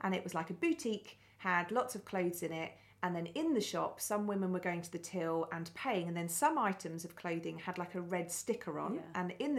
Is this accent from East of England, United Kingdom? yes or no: yes; Billericay, East of England, United Kingdom; born or raised there